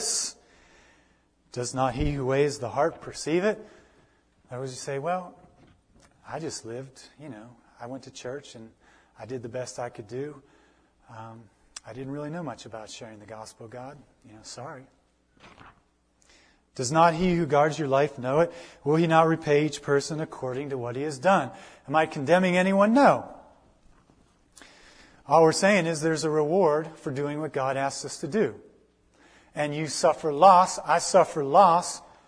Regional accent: United States; I'm an American

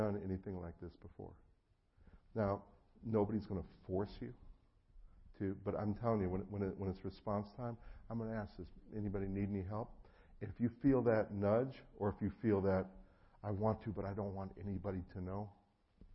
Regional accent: New Jersey, United States; moved away; I'm originally from New Jersey, and so I actually grew up with a lot of friends in the mafia

